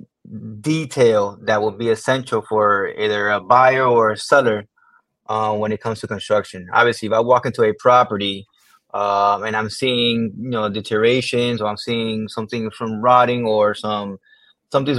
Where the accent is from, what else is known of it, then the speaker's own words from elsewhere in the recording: Miami Gardens, Florida, United States; I grew up not too far from here in Miami Gardens. I was born and raised